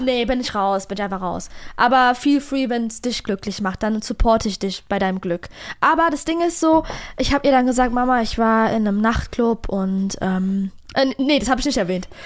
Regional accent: Frankfurt am Main, Hesse, Germany; accent: Hessian; als Frankfurter, freches, ausländisches Mädchen. Fact Nummer eins, ich bin hier geboren, bin hier aufgewachsen

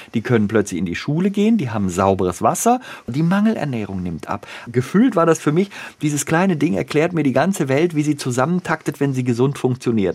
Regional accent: Bonn, North Rhine-Westphalia, Germany; wir beide Rheinländer sind. Ne? Ich bin in Bonn geboren, der Christoph da auch in der Gegend. Also wir sind einfach rheinisch sozialisiert

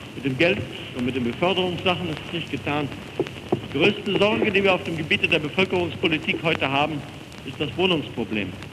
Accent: Germany; wir als Deutsche

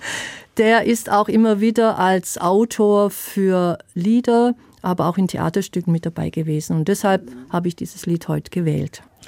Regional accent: Swabia, Germany; accent: Swabian; moved away as an adult; also born or lived in Palatinate; now in Herxheim, Germany; Ich bin Schwäbin, ich habe Schwäbisch auch äh, gespielt

